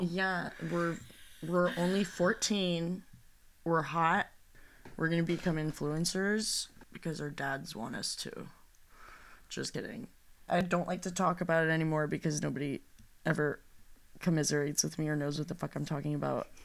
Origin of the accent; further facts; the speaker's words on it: Los Angeles, California, United States; we are from the San Fernando Valley